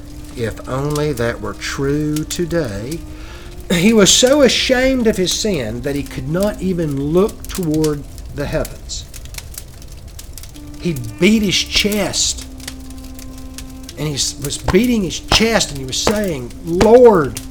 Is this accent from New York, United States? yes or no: no; Georgia, United States; I'm from Georgia